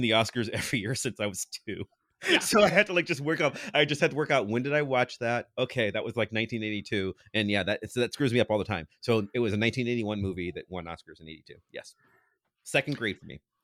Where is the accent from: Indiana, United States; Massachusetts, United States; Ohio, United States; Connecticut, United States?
Ohio, United States; Cleveland; I'm from Cleveland.